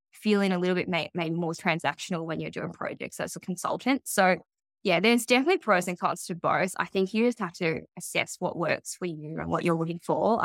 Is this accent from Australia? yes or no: yes; Melbourne, Victoria, Australia; I grew up in Melbourne